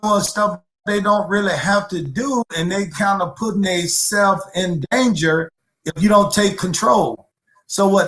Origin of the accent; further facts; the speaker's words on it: California, United States; also born or lived in Georgia; I'm from California